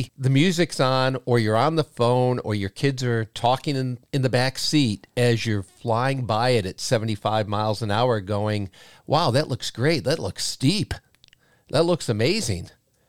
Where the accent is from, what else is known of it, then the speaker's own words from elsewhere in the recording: Windham, New Hampshire, United States; In my hometown of Windham, we had Landry's. In Derry, Derry had a couple. And all of those ski hills were where the local kids went during the winter to play.